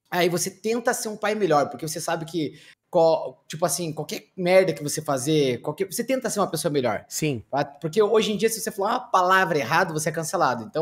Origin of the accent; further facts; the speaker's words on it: São Paulo, Brazil; Eu sou de São Paulo, cara.